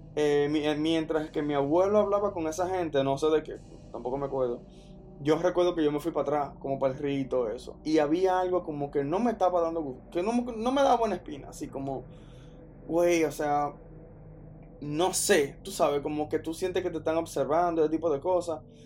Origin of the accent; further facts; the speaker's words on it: Dominican Republic; yo soy dominicano